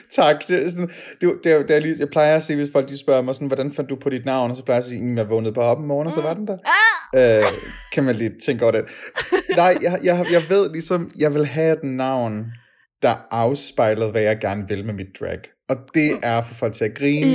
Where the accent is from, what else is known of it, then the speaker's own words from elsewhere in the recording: Denmark; som danskere fra barnsben